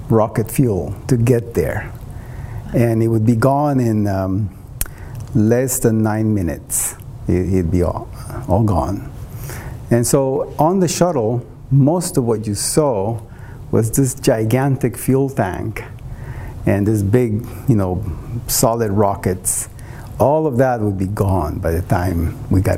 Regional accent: Costa Rica; moved away; in Costa Rica, my home country

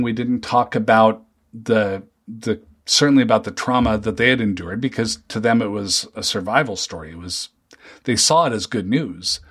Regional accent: Seattle, Washington, United States; moved away as an adult; now in Minnesota, United States; I grew up in the Seattle area.

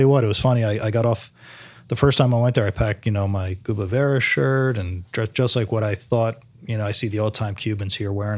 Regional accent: New Jersey, United States; moved away as an adult; now in St. Petersburg, United States; I grew up in Jersey in the eighties.

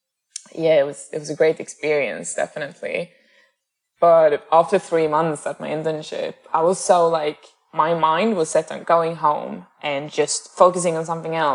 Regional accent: northern Sweden, Sweden; moved away as an adult; also born or lived in Amsterdam / Stockholm; I'm from Sweden, but I'm not from Stockholm. Like, I'm from the northern parts.

